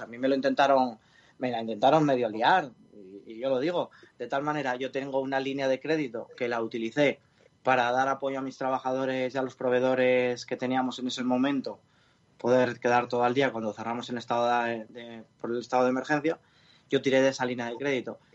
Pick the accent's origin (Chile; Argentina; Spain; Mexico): Spain; de donde yo soy, de La Viana